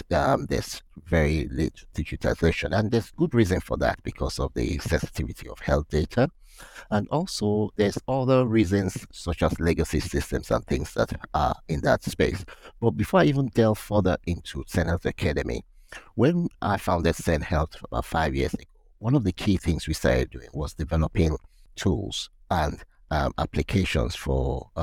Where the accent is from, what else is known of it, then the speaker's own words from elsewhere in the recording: Nigeria; moved away; also born or lived in United Kingdom / South Africa / Netherlands; work in Nigeria, my home country